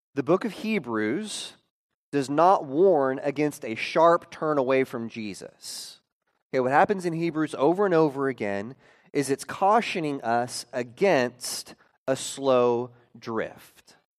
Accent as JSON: {"language": "English", "region": "Oklahoma", "country": "United States", "tie": "born or raised there", "said": "growing up in Oklahoma"}